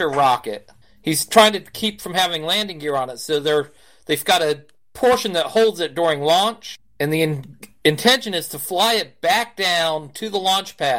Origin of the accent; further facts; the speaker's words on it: United States; We're Americans